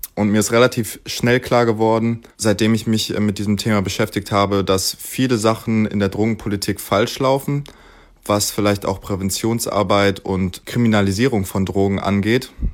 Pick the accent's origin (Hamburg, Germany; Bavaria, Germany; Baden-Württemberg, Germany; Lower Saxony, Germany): Hamburg, Germany; moved away as an adult; now in Potsdam, Germany; Ich bin gerne in Hamburg aufgewachsen und Bürgermeister gewesen. Jetzt lebe ich in Brandenburg in Potsdam.